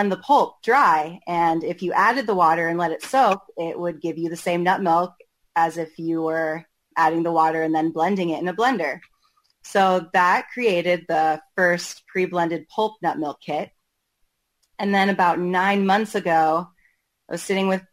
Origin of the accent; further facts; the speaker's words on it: Portland, Oregon, United States; I'm from Portland, Oregon, born and raised